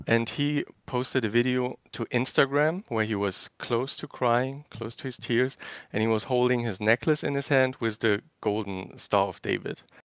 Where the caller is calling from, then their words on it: Germany; I'm calling from Germany. It's three A M here.